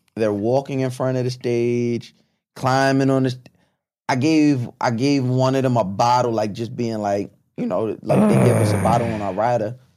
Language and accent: English; Long Island, New York, United States; growing up on Long Island, after my mom and my dad married